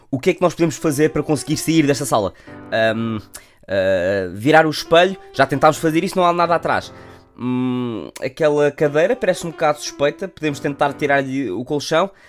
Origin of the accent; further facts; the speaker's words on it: Portugal; como bons portugueses que somos